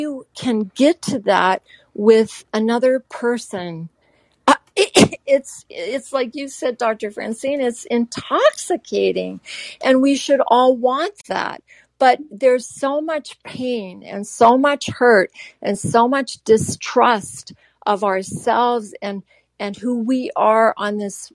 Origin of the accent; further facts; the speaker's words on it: Japan; moved away; I grew up in Japan